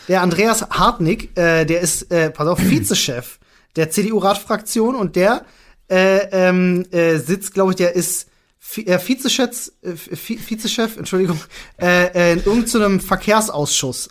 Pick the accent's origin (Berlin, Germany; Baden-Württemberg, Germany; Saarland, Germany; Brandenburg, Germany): Berlin, Germany; Ich bin Berliner